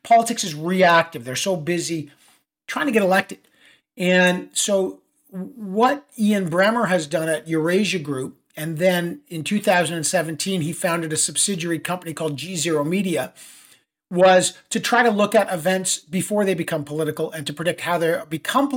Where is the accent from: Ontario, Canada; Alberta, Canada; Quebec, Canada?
Ontario, Canada; Toronto; moved away as an adult; also born or lived in Ottawa; now in New York City, United States; I was raised in Toronto